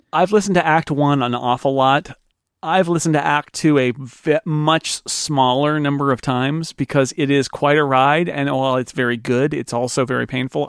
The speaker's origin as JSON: {"language": "English", "country": "United States", "tie": "born or raised there", "said": "as an American growing up"}